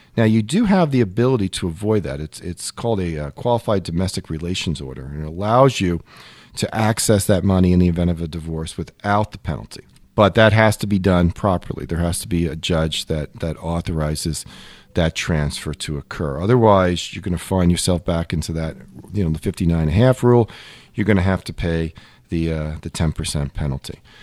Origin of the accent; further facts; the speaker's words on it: Long Island, New York, United States; as a kid, I grew up in Long Island